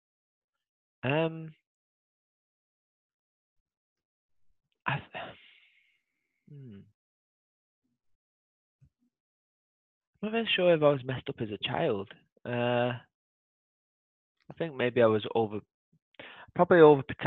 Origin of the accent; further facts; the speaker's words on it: United Kingdom; being British